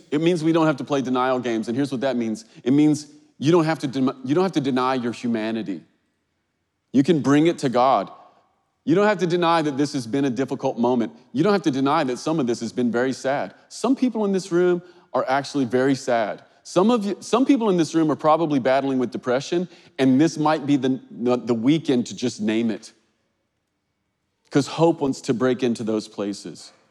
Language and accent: English; Kentucky, United States; So, I grew up in Kentucky. Kentucky's rural, it's like, it's like horse farms and agriculture. And when I was a kid, I grew up on a strawberry farm.